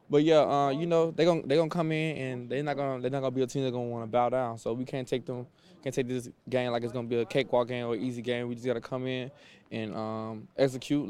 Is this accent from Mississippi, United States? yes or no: yes; Mississippi, United States; moved away as an adult; also born or lived in Illinois / Minnesota / Cleveland; I'm from Mississippi